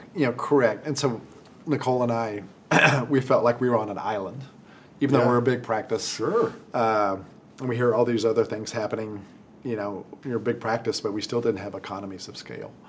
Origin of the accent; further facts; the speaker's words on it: Amarillo, Texas, United States; also born or lived in Dallas, Texas; I grew up in Amarillo, Texas, and went to Texas A&M.